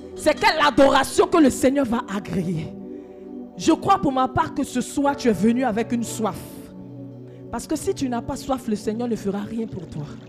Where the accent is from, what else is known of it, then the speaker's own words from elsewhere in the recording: Côte d’Ivoire; chez nous en Côte d'Ivoire